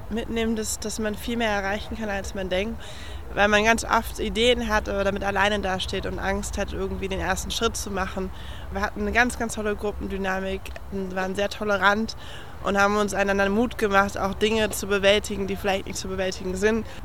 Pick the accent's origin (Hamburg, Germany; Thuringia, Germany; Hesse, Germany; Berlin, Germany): Hesse, Germany; Frankfurt am Main; bin 18 Jahre alt und ich komme aus Frankfurt am Main.